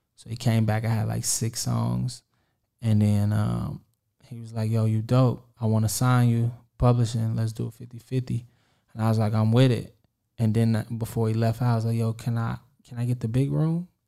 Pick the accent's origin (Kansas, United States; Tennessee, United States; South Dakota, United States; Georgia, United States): Kansas, United States; Kansas City; I'm from Kansas City, Kansas